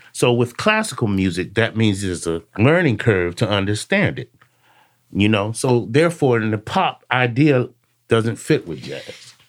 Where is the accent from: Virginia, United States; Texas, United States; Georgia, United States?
Virginia, United States; Alexandria; grew up in Alexandria, uh, Virginia, a suburb of D C